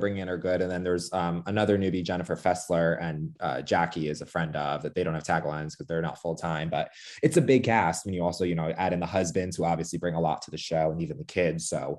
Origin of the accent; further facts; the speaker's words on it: New Jersey, United States; That's like typical Jersey from. We're both from Jersey.